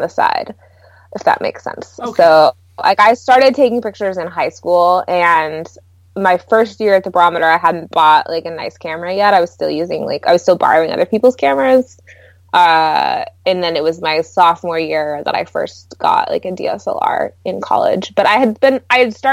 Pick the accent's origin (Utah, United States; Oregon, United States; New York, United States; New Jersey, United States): Oregon, United States; Portland; also born or lived in California; I grew up in Portland and I went to Oregon State.